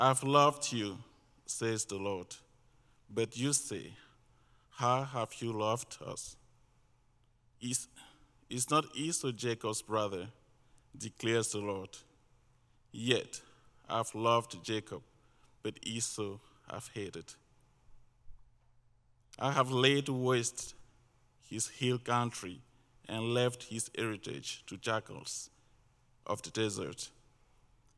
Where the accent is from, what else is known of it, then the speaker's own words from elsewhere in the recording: Cameroon; moved away; also born or lived in Washington State; We moved recently from Washington State, but originally from Cameroon.